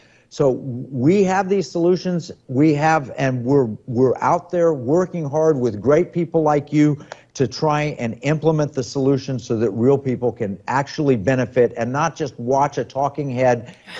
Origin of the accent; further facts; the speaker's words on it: California, United States; I might as a Californian, prefer my money be held in Alaska and my gold be held in Alaska.